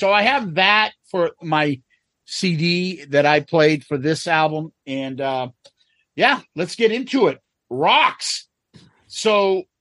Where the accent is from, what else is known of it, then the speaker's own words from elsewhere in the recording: Massachusetts, United States; we grew up in Mass.